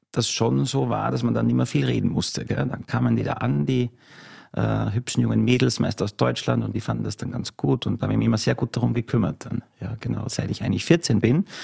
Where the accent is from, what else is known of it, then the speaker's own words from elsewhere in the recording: Salzburg, Austria; Ein waschechter Salzburger, Salzburg Land, äh, genauer gesagt im Salzburger Lungau, ist eine sehr idyllische Region.